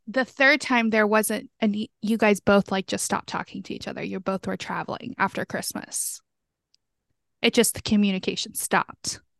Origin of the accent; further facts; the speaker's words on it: the South, United States; moved away; I'm from the South